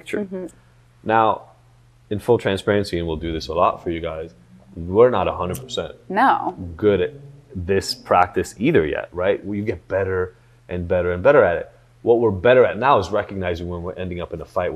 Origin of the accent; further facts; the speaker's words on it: Israel; moved away; I grew up in Israel